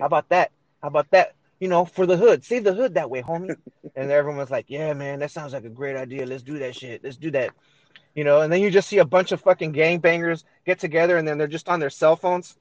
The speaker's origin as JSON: {"language": "English", "town": "Los Angeles", "region": "California", "country": "United States", "tie": "born or raised there", "said": "I was born and raised here in L.A."}